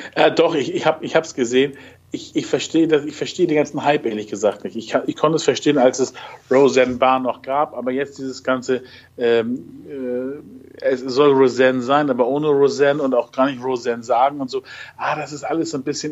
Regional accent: Germany; bei uns in Deutschland

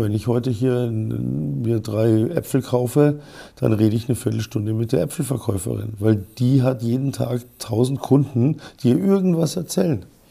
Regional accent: Munich, Bavaria, Germany; als Münchner

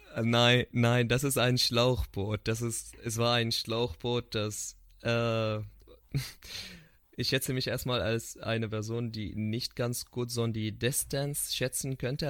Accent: Syria; German is a second language; moved away as an adult; wir als Syrer

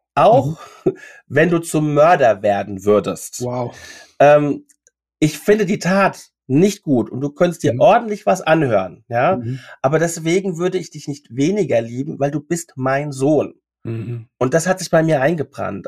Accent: Mainz, Rhineland-Palatinate, Germany; ich komme aus Mainz

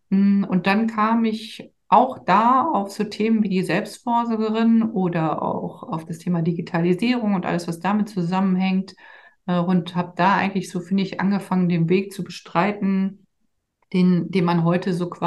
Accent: Rhineland, Germany; weil mein Mann kommt aus Trier, ich komme halt aus dem Rheinland und der Rheinländer uns halt sehr, sehr nah ist und ich ja auch hierher komme, sind wir dann zurückgezogen

